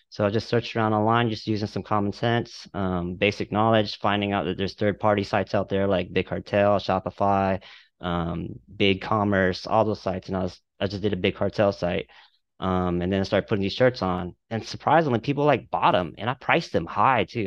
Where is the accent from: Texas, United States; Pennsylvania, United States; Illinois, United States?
Texas, United States; Dallas-Fort Worth area; I'm from the Dallas-Fort Worth area.